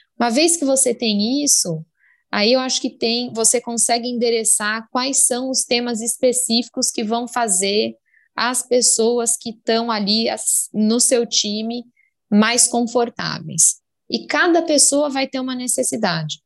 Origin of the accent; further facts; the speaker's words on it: Brazil; eu sou brasileira com mega orgulho